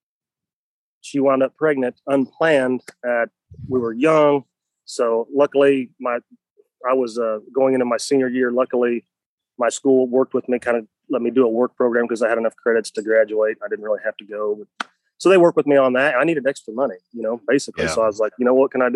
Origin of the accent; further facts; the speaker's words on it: Craig, Missouri, United States; Northwest Missouri, a little town called Craig, population of about 250.